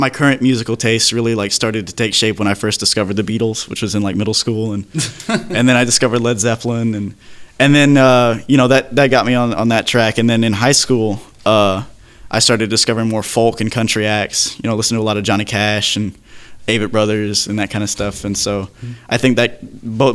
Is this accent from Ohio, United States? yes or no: no; Trenton, Tennessee, United States; We're both from the great town of Trenton, Tennessee